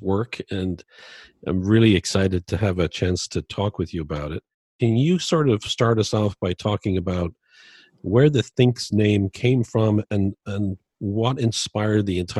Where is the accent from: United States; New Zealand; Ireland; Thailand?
Ireland; Dublin, Leinster; born there; moved away as an adult; I was born in Dublin, Ireland, and I came over here when I was 20.